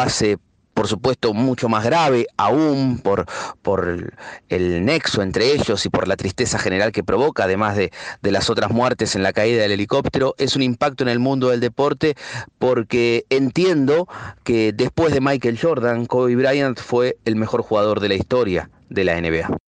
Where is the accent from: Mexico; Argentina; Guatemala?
Argentina; yo soy de Argentina